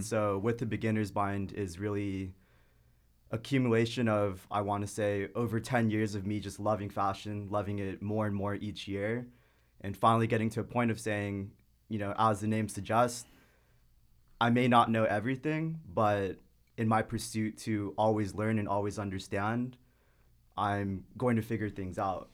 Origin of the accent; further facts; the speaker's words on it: Irvine, California, United States; I grew up in the suburbs in Irvine. So, honestly, the first, basically, twenty-two years of my life were in Irvine